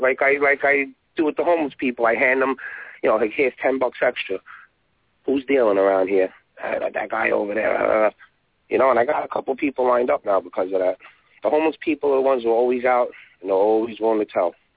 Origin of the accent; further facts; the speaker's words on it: New York, United States; I'm born and raised in New York